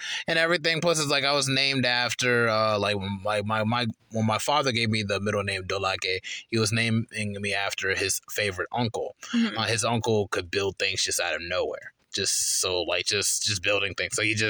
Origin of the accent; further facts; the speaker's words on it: North Carolina, United States; So I'm from North Carolina. I'm in the South.